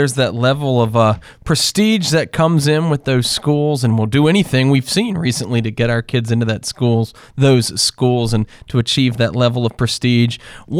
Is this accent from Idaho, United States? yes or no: no; North Carolina, United States; I was always a big Tar Heel fan growing up in North Carolina.